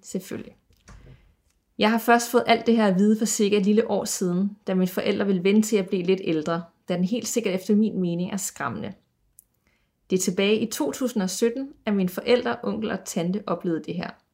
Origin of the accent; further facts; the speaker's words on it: Aarhus, Central Denmark Region, Denmark; Jeg er jo fra Aarhus